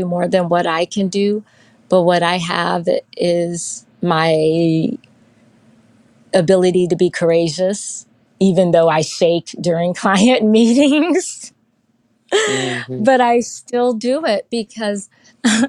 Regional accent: Houston, Texas, United States; moved away as an adult; I'm originally from Houston, Texas, but I lived in other states, and I have come back to Houston, Texas

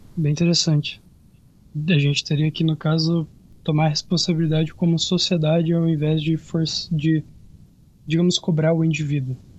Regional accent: Santa Rosa, Rio Grande do Sul, Brazil; Aqui em Santa Rosa, que é onde eu nasci, onde eu moro

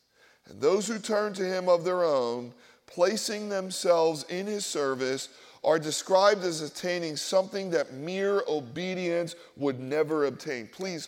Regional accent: Philadelphia, Pennsylvania, United States; The problem is I grew up in Philadelphia. I grew up in Polish and Black and Jewish and Italian and Irish neighborhoods, and we all went to regional schools, and we all talked about our ethnicity

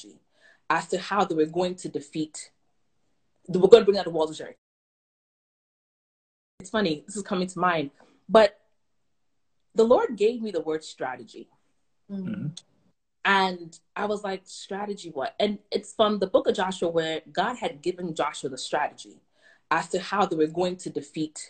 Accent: Ghana; I'm from Ghana, West Africa

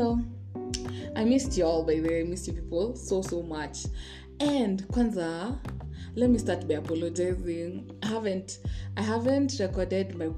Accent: Kenya; I'm not Nigerian, I'm Kenyan

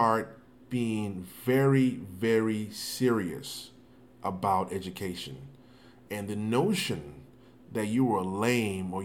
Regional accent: Nigeria; now in United States; growing up in Africa, where education is almost like you have no choice. Coming to the United States

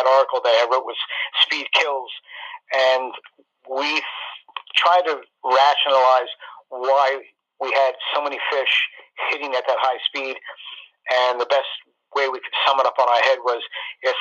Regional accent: Wading River, New York, United States; I grew up out in Wading River, so I've got a great knowledge of the North Shore

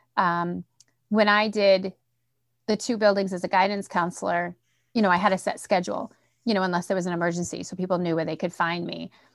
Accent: Central Massachusetts, United States; accent: Boston; I'm from Central Mass. Like, I'm, you know, I'm far removed from Boston, but every once in a while that Boston accent pops

